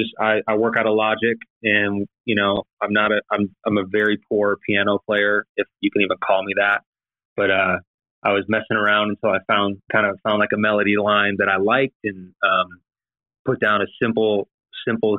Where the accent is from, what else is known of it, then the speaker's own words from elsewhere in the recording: Cleveland, Ohio, United States; moved away; I'm originally from Cleveland, Ohio